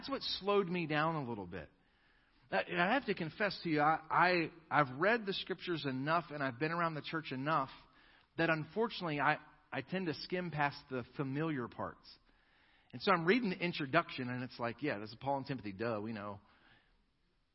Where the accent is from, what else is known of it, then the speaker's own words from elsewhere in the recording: United States; as American Christians